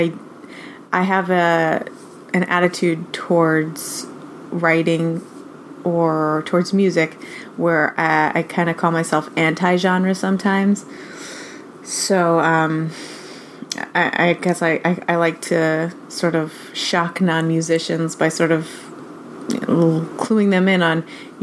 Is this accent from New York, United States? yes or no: yes; New York City, New York, United States; I live in New York City, and I've been here for a while. The whole time that I've been making music, I've been in New York. My parents are also from New York